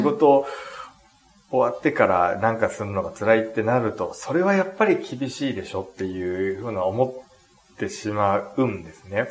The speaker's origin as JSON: {"language": "Japanese", "country": "Japan", "tie": "born or raised there", "said": "自分は日本に生まれて"}